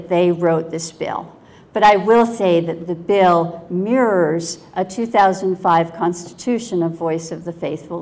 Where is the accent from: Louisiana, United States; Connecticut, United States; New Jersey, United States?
Connecticut, United States; I grew up in Connecticut.